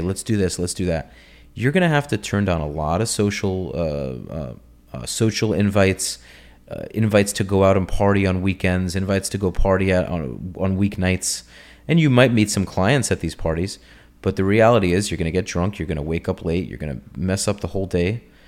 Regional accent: New York, United States; moved away as an adult; now in Florida, United States; growing up in New York

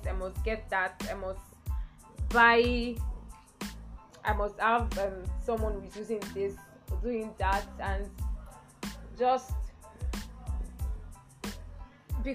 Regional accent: Nigeria; as plain Nigerian girls

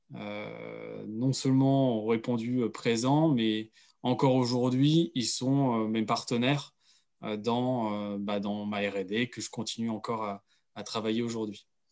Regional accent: Pays de la Loire, France; je viens justement du Pays de Loire

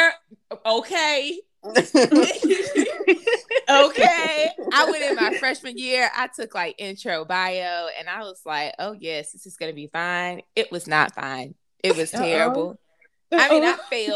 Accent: Greenville, South Carolina, United States; I'm from Greenville, South Carolina.

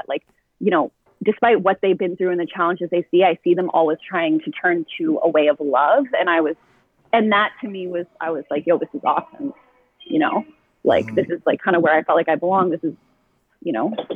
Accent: Ottawa, Ontario, Canada; also born or lived in Orleans, Ottawa; my community that I grew up with in the South

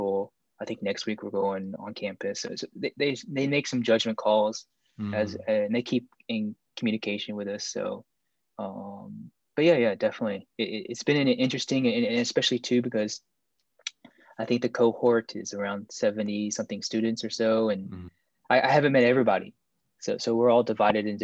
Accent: Pelham, Alabama, United States; also born or lived in Busan, South Korea; I grew up in Alabama, and I guess a relatively small town. It's called Pelham. It's just south of Birmingham

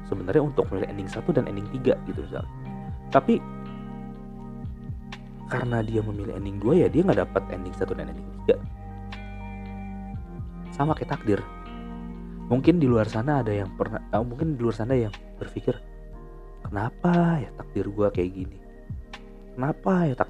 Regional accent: Cirebon, West Java, Indonesia; gue lahir uh, eh, gue lahir di gue lahir di Cirebon dan gue besar di Cirebon gue kuliah di Bandung selama empat tahun

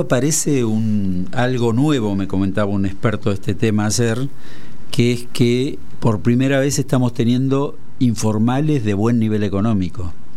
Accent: Aguilares, Tucumán, Argentina; moved away; allá en Aguilares, de donde soy

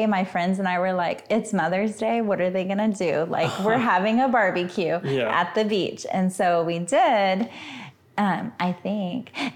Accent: Austin, Texas, United States; moved away as an adult; also born or lived in Victoria, Texas / Hawaii; now in McAllen, United States; I'm from Central Texas, but like East Texas, Central Texas.

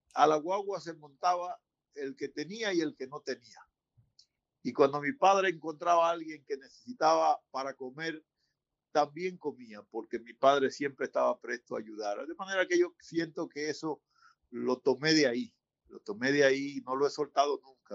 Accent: San Pedro de Macorís, Dominican Republic; moved away as an adult; also born or lived in Santo Domingo; now in United States; mi pueblo San Pedro

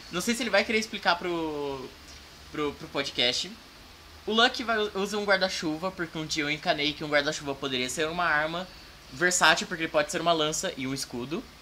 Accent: Campinas, São Paulo, Brazil; Eu nasci em Campinas, São Paulo, cidade linda, maravilhosa, cheia de poluição. E só que eu tive que me mudar para fora de Campinas e aí, tipo, eu voltei para Campinas

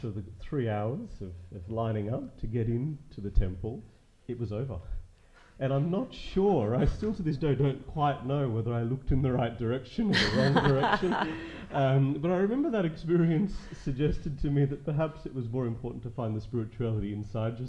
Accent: Australia; I'm Australian born but of Indian heritage, and my parents migrated here many years ago

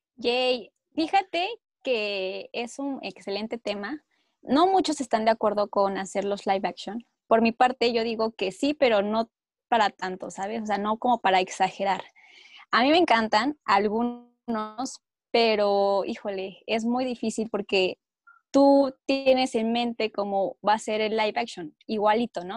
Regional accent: Mexico; also born or lived in Mexico City; Vivo en la Ciudad de México

